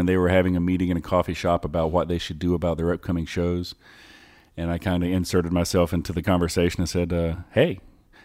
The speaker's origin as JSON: {"language": "English", "region": "North Carolina", "country": "United States", "tie": "born or raised there", "also_born_or_lived": "Mocksville, North Carolina", "moved": "yes", "said": "I grew up in another small town in North Carolina"}